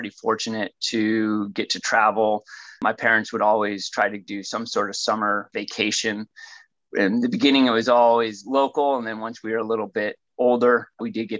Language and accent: English; Santa Clara, California, United States; also born or lived in Fremont, California; I was born here in California, in Santa Clara, California. And now I live amazingly 15 miles away